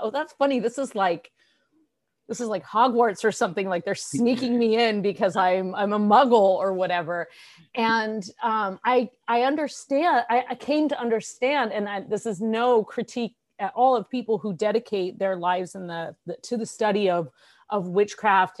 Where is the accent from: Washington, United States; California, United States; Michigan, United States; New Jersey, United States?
California, United States; San Francisco; I was born in California in the San Francisco Bay Area and lived most of my life there